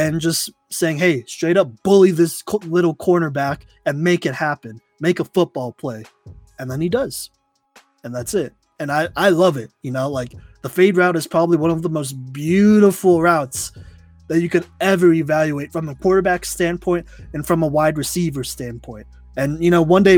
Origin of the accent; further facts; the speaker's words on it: Dallas, Texas, United States; I grew up in Dallas